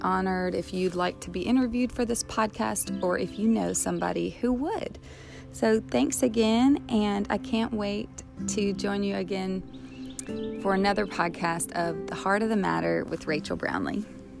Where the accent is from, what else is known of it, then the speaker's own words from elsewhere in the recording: Mississippi, United States; We're from Mississippi